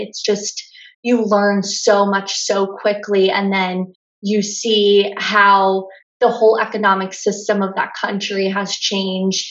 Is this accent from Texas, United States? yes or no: no; Lancaster County, Pennsylvania, United States; now in Philadelphia, United States; I grew up in Lancaster County